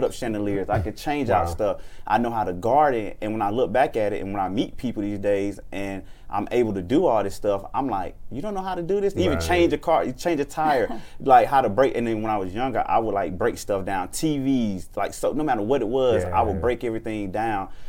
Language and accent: English; Atlanta, Georgia, United States; I grew up in Atlanta. College Park